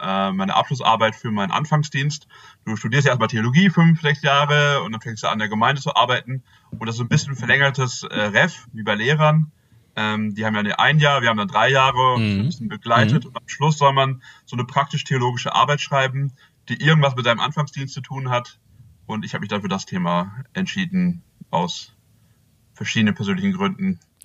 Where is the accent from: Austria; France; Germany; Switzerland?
Germany; Bünde, North Rhine-Westphalia; now in Celle, Germany; ursprünglich komme ich aus Bünde